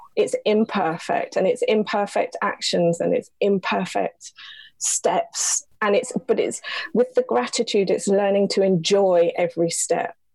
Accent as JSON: {"language": "English", "region": "London", "country": "United Kingdom", "tie": "born or raised there", "also_born_or_lived": "Belper, Derbyshire", "said": "we moved to London when I was seven"}